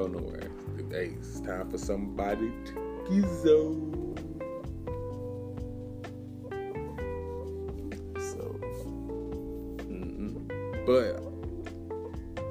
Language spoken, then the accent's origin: English; St. Louis, Missouri, United States; moved away; go to St. Louis, see my family. It's my hometown.